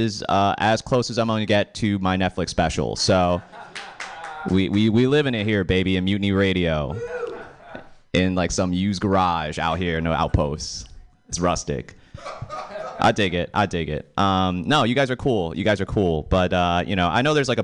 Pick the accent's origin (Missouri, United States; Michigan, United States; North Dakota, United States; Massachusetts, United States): Massachusetts, United States; Boston; I am from Boston